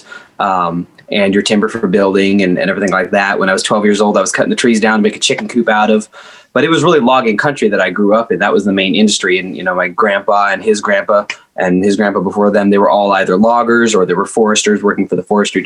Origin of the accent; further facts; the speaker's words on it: Oregon, United States; moved away as an adult; now in Nashville, United States; Originally Oregon. about an hour outside of Portland, the real Oregon, I like to say, between Portland and the coast. So I grew up on the edge of a state forest